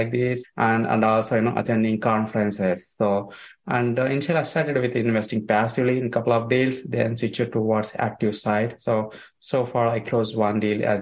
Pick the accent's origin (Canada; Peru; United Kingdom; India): India; moved away as an adult; I came from India. I came 2 years in 2007.